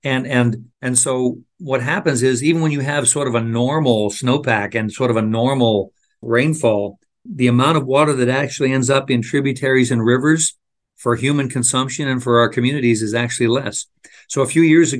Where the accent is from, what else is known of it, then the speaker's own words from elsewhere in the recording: Phoenix, Arizona, United States; I grew up in Phoenix, went to high school there.